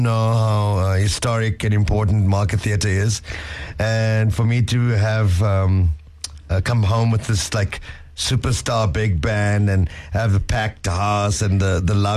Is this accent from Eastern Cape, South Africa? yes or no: yes; East London, Eastern Cape, South Africa; my hometown, East London